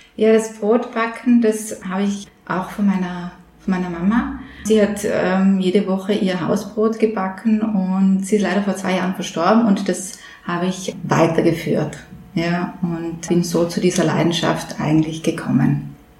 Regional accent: Upper Austria, Austria; moved away; Ich bin ja Oberösterreicherin. Wir Oberösterreicher

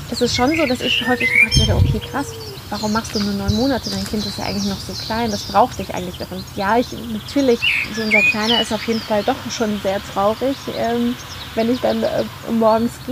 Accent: Colombia; German is a second language; Also wir waren in meiner Heimat in Kolumbien und in Marokko

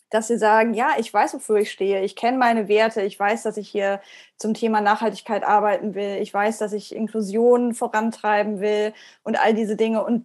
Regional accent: Iceland; accent: Icelandic; German is a second language; Ähm, verleugne ich meinen isländischen Akzent oder nicht? Ist das Teil meiner, meiner Persönlichkeit oder meiner Brand, könnte man sagen

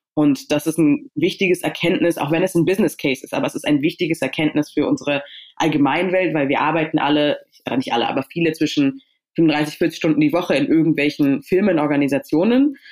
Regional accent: Berlin, Germany; also born or lived in Stuttgart; ich bin in Stuttgart geboren, aber ich bin in Berlin aufgewachsen

